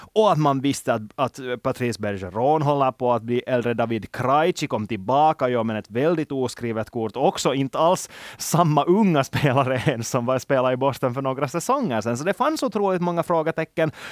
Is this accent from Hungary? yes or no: no; Finland; som finländare